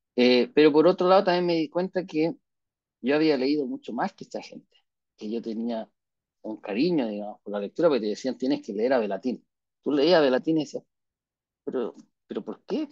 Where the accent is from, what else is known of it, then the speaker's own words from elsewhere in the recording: Chile; somos chilenos al final